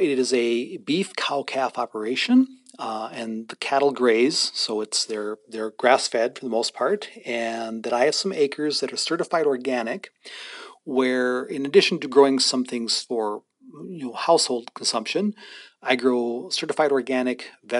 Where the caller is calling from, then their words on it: Standing Rock, North Dakota, United States; And so I'm currently speaking from Standing Rock, roughly about an hour 55 minutes away.